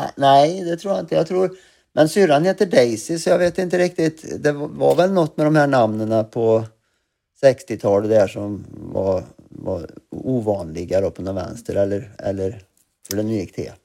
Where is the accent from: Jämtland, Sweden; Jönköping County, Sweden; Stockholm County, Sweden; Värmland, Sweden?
Värmland, Sweden; Glava; also born or lived in Arvika; now in London, United Kingdom; jag var född i Arvika och bodde i Glava, eller Glava glasbruk som det heter, eh, där mina föräldrar för övrigt fortfarande bor kvar i samma hus